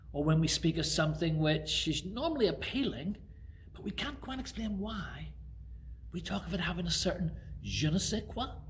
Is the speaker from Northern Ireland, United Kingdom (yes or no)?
yes; Belfast, Northern Ireland, United Kingdom; now in Harrow, United Kingdom; where I grew up in Belfast